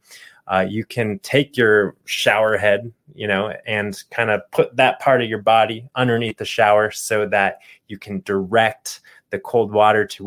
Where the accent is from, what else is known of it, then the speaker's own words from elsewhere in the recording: Phoenix, Arizona, United States; growing up in Phoenix, Arizona, I remember the summers